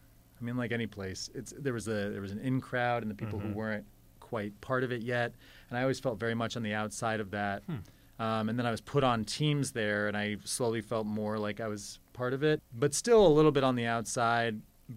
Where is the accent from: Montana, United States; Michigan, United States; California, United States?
Montana, United States; born there; also born or lived in Colorado; I was born in Montana, and then we moved around the world for my dad's job, but we always came back to Colorado.